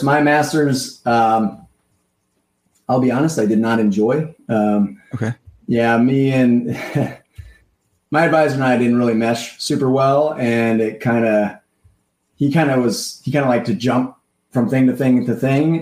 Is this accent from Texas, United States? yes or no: no; Santa Claus, Indiana, United States; I'm originally from Southern Indiana